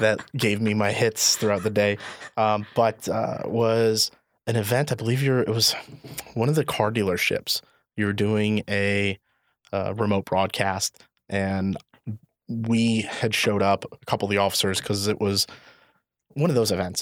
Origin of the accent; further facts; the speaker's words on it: Indiana, United States; now in Illinois, United States; I'm actually from Indiana